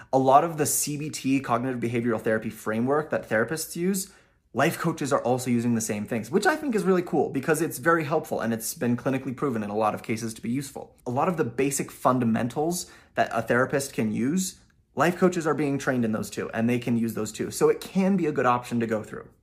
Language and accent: English; Utah, United States; my home state of Utah